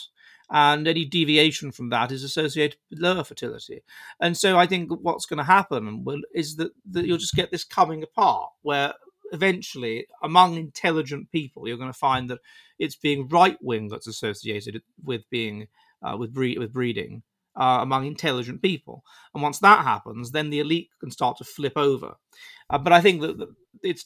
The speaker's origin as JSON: {"language": "English", "region": "England", "country": "United Kingdom", "moved": "as an adult", "lives_now": "Finland", "said": "the anti-freedom, pro-extreme individualism England of Tony Blair was so awful for me that I had to get out and go to Finland"}